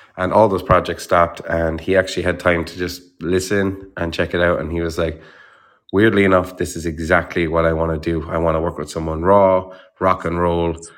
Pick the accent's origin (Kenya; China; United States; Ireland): Ireland; born or raised there